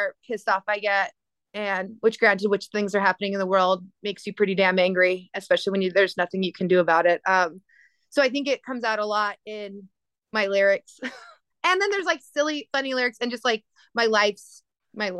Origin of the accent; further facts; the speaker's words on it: New Mexico, United States; I'm from New Mexico